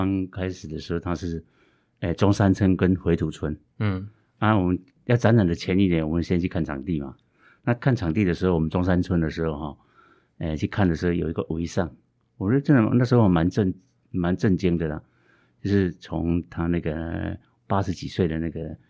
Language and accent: Chinese; Meishan, Chiayi County, Taiwan; 那那我就刚好有这个议题，因为我小的时候在在梅山有没有？